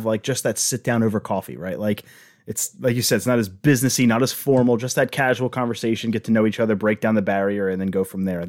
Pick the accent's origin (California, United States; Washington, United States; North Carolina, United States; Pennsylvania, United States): Pennsylvania, United States; Philadelphia; We're from Philly